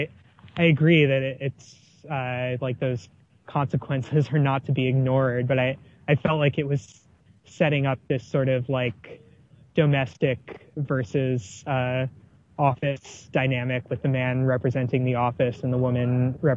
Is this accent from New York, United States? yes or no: yes; New York City, New York, United States; moved away; I'm from New York City originally